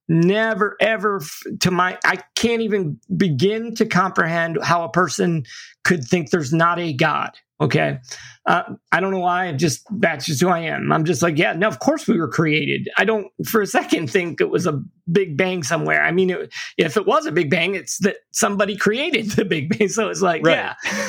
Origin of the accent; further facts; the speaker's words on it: St. Petersburg, Florida, United States; now in Tampa, United States; And I'm not from Tampa. I live here now, but at the time I'd never been here. I was from St. Pete, which is on the other side of the bridge.